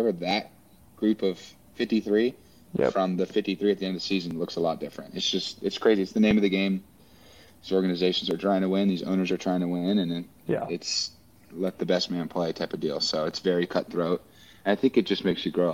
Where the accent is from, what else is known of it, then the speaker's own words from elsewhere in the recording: West Coast, United States; moved away as an adult; also born or lived in Midwest / New Orleans; now in Philadelphia, United States; I'm from the West Coast